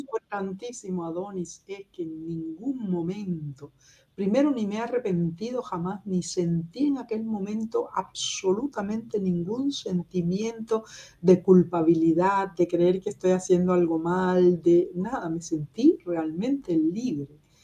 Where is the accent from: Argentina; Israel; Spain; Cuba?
Cuba; moved away as an adult; also born or lived in Soviet Union; now in Berlin, Germany; cómo somos los cubanos